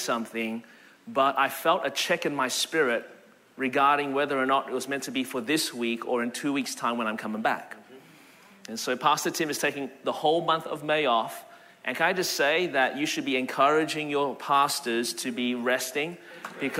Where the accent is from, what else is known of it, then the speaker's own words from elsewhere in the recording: Melbourne, Victoria, Australia; now in Anderson, United States; Born and raised in Melbourne, Australia. That's the reason my voice is this way.